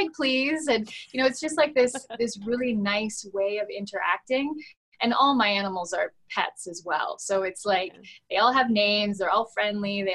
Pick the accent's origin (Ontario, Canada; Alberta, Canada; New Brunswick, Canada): Ontario, Canada; London; my hometown of London, Ontario